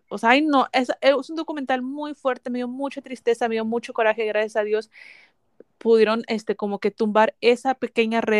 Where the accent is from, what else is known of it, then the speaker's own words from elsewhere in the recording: Mexico; porque como buena mexicana siempre hay tortillas en la casa, ¿verdad?